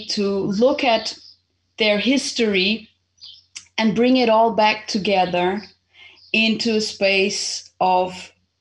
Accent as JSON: {"language": "English", "country": "Portugal", "tie": "born or raised there", "also_born_or_lived": "Zimbabwe", "said": "I was born in Zimbabwe almost 49 years ago, and I happened to come to Portugal when I was 8 because my family was originally Portuguese, and so my mom just came, brought me here"}